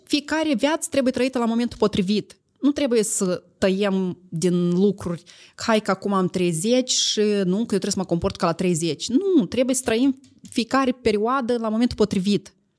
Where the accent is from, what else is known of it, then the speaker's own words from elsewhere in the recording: Moldova; eu sunt din Moldova